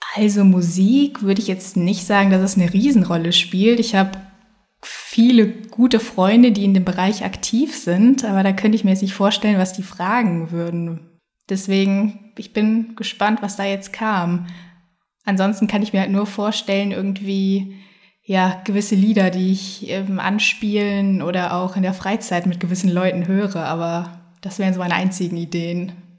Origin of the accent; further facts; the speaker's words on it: Bonn, North Rhine-Westphalia, Germany; moved away as an adult; also born or lived in Finland / Cologne; now in Hamburg, Germany; bin gebürtige Bonnerin, habe dort auch eigentlich den Großteil meines Lebens gespielt